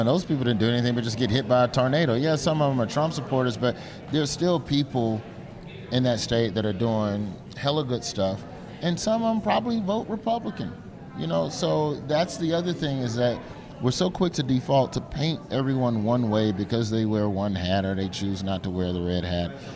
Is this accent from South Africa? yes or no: no; Alabama, United States; moved away; Alabama, my home state.